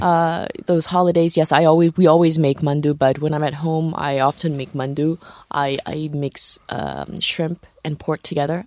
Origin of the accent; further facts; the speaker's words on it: Morocco; moved away; I was born in Morocco